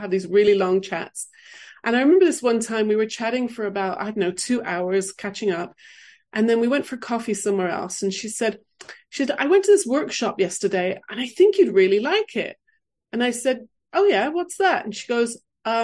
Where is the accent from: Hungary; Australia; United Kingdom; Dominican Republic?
United Kingdom; England; moved away; also born or lived in London / California; I grew up in England